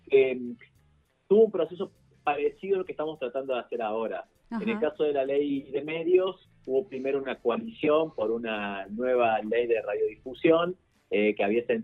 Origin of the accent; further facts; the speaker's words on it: Córdoba, Argentina; accent: Cordobese tonada; now in Buenos Aires, Argentina; yo, no sé si se me nota por la tonada, pero yo soy cordobés viviendo en este momento en Buenos Aires